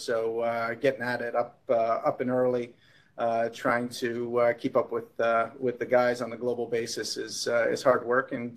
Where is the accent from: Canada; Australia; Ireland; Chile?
Canada; moved away as an adult; now in United States; I am Canadian, so made my way to the US a little bit later